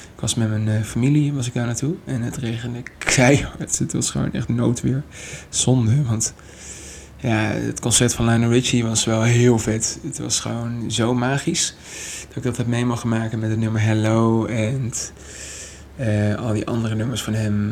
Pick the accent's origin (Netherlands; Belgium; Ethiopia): Netherlands; Maastricht, Limburg; moved away as an adult; now in Amsterdam, Netherlands; Ik kom mezelf uit Maastricht. En ja, daar ben ik gewoon eh, geboren.